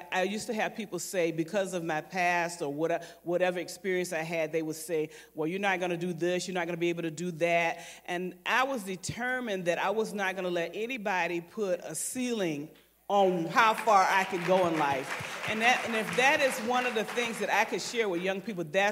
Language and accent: English; Savannah, Georgia, United States; I was born at Georgia Infirmary Hospital, grew up in West Savannah